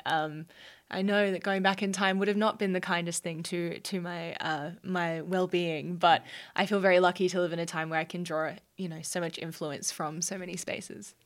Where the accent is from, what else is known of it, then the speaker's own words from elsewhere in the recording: Brisbane, Queensland, Australia; I grew up on the Bayside of Brisbane, so around the Redlands